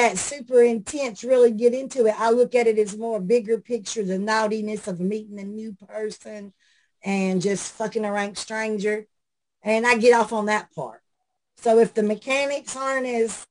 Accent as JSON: {"language": "English", "area": "outside Nashville", "region": "Middle Tennessee", "country": "United States", "tie": "born or raised there", "said": "Right outside of Nashville. I was born and raised here."}